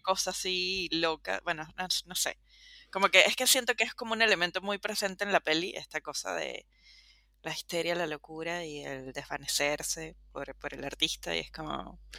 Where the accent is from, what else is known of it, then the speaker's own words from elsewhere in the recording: Venezuela; also born or lived in Caracas; como todo venezolano